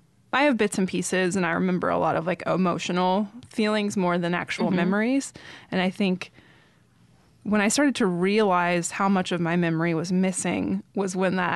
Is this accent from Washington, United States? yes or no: yes; Washington, United States; also born or lived in Thousand Oaks, California; Yeah, in Thousand Oaks, California. And when I was 8 months old, we moved to Washington State.